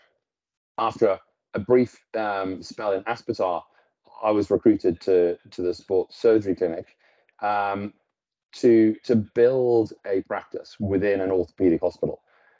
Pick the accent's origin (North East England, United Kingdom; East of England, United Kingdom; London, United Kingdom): North East England, United Kingdom; Newcastle; No, I'm actually from Newcastle. Not that you'd guess. But so I went to school in Newcastle, and my mother's Norwegian.